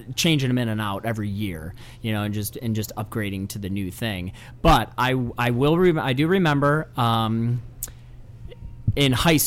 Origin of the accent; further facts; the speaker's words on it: La Grange, Illinois, United States; Little Joe's is a little place kind of near my hometown. I grew up in LaGrange.